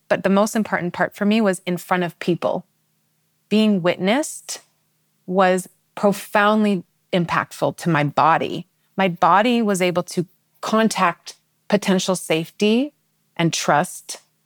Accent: Seattle, Washington, United States; I'm originally from Seattle

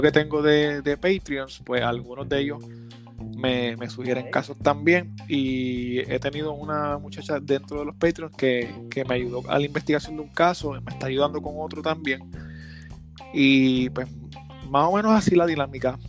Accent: Gurabo, Puerto Rico; Yo soy de Gurabo, en Puerto Rico

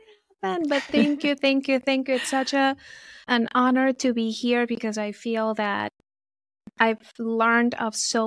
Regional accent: Venezuela; moved away as an adult; now in United States; I was born and raised in Venezuela

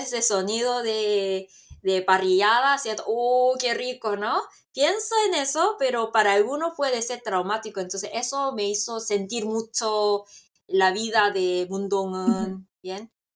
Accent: South Korea; Spanish is a second language; como yo estoy en Corea y como soy coreana

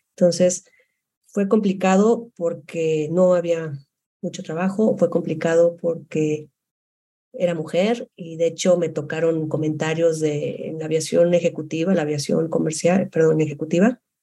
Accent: Guadalajara, Jalisco, Mexico; moved away as an adult; also born or lived in Monterrey; yo soy de Guadalajara

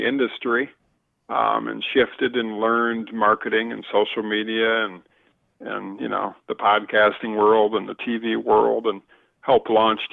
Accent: Northern US, United States; accent: Northern; my Northern accent

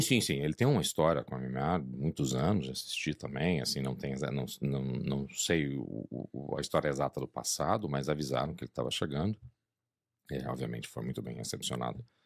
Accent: Brazil; moved away; sou brasileiro

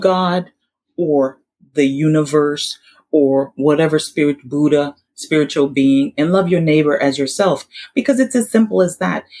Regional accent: Haiti; we're from Haiti

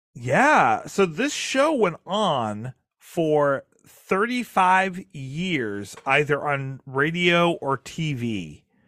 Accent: Maine, United States; I'm from Maine, which is which is Canadian adjacent, um, and you know, right there on the border. Like we grew up watching Red Green Green in my household

